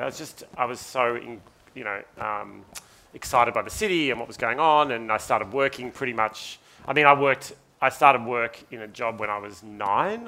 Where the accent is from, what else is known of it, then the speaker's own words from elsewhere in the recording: Ararat, Victoria, Australia; moved away as an adult; now in Sydney, Australia; I've lived in Sydney for 22 years. I lived in Ararat only for 18 of my, of my life. And I still feel like I'm not from Sydney. I still feel like I'm from Ararat